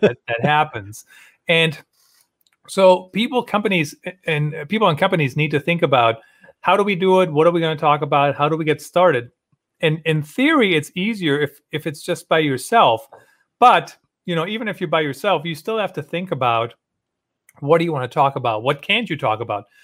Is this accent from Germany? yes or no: yes; Germany; moved away; I grew up in Germany